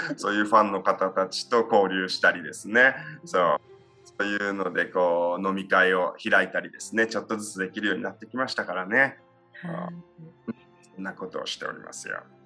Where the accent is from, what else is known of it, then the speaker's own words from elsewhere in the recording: Yame, Fukuoka, Japan; moved away as an adult; also born or lived in United States; 八女市にある北屋っていう喜びが多いっていうんですけどここの、えー、造り酒屋の一族の人間として生まれ育ちまして